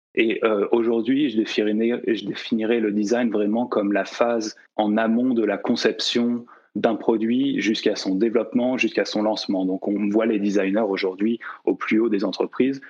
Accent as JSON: {"language": "French", "town": "La Rochelle", "region": "Nouvelle-Aquitaine", "country": "France", "tie": "born or raised there", "also_born_or_lived": "Nantes"}